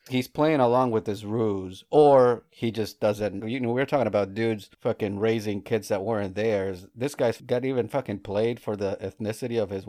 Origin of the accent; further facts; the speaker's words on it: Midwest, United States; sometimes I sound uh, I'm from the Midwest.